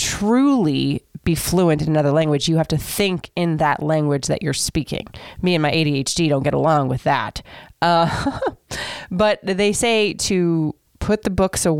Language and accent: English; Florida, United States; moved away as an adult; also born or lived in Michigan; So first of all, I grew up in Florida, so I knew nothing of snow.